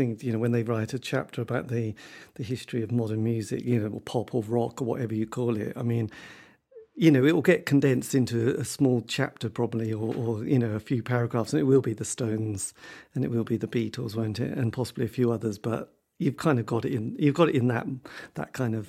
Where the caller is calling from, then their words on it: Norwich, East of England, United Kingdom; I'm in Norwich. So there you go.